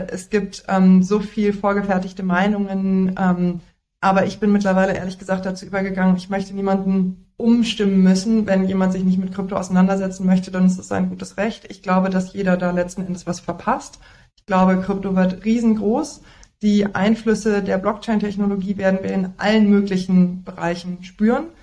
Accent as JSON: {"language": "German", "region": "North Rhine-Westphalia", "country": "Germany", "lives_now": "Berlin, Germany", "said": "aus dem Siebengebirge."}